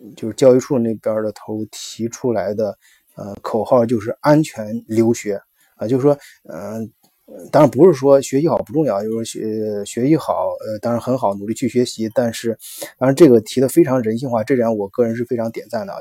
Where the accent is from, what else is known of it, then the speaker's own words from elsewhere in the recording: China; now in Germany; 我们中国游客